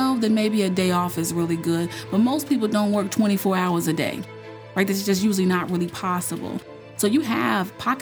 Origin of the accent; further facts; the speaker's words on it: North Carolina, United States; I grew up in North Carolina, just a huge ACC town